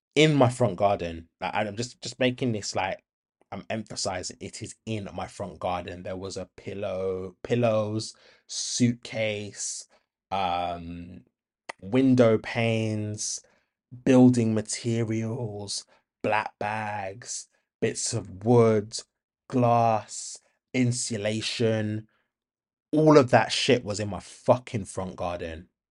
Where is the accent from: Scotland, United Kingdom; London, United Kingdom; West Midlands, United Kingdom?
West Midlands, United Kingdom; Birmingham; I was raised in Handsworth